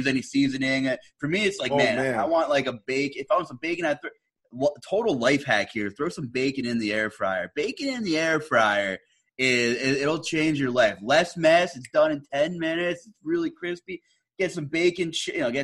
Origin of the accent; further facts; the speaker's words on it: Northeastern Pennsylvania, United States; I'm from Northeastern PA